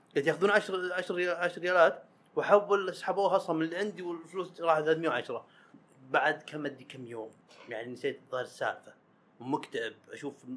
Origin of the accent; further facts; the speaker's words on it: Saudi Arabia; حنا السعوديين